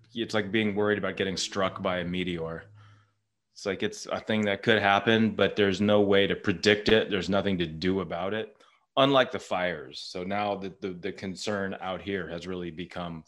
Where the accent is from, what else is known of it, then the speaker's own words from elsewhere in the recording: Santa Rosa, California, United States; where I grew up in Santa Rosa